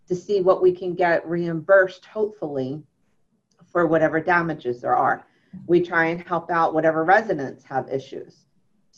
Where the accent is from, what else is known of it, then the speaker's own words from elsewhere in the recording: Ventnor City, New Jersey, United States; I would be working and living for my hometown